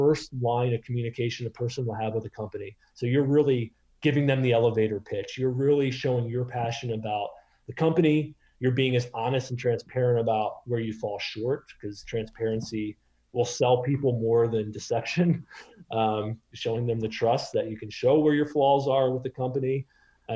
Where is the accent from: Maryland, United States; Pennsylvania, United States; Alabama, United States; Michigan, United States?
Maryland, United States; moved away as an adult; also born or lived in Boston / New York City; now in San Francisco, United States; I grew up in Maryland